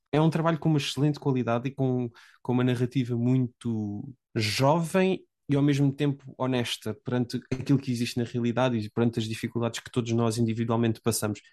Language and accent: Portuguese; Portugal; moved away as an adult; now in England, United Kingdom; A única razão pela qual eu saí de Portugal foi derivado ao mestrado que tirei